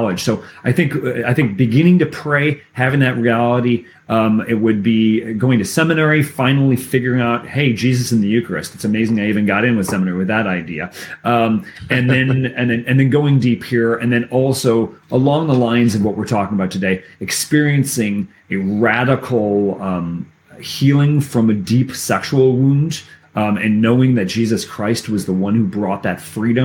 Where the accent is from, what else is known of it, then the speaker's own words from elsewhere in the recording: Cleveland, Ohio, United States; I grew up in Cleveland, Ohio.